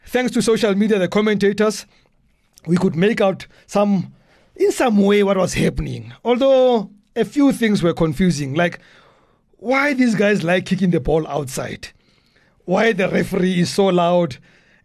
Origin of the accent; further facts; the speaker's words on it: Soweto, Gauteng, South Africa; I grew up in Dobsonville.